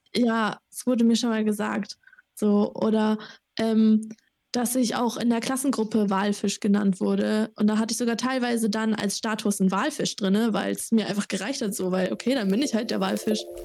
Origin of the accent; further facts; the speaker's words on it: Sandhausen, Baden-Württemberg, Germany; moved away as an adult; now in Erlangen, Germany; ich komme auch aus Sandhausen, Heidelberg